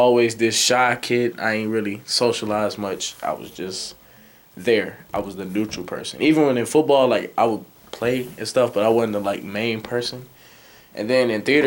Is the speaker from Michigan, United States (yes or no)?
yes; Muskegon, Michigan, United States; also born or lived in Carthage, Mississippi; my mother moved up here when I was like one or two. And ever since, I was raised in Muskegon.